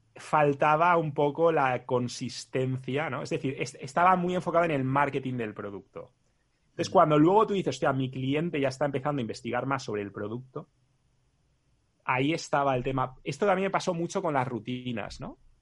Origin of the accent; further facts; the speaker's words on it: Spain; siendo español